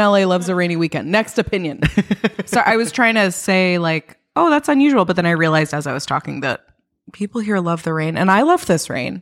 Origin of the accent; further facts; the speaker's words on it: New York, United States; moved away; I'm from New York